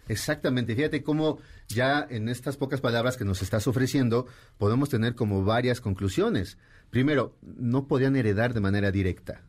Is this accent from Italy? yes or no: no; Mexico; lo que somos nosotros como país, como cultura, como mexicanos